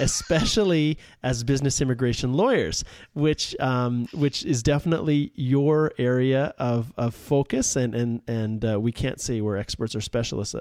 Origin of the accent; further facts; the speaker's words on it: Western Canada, Canada; I'm from Western Canada here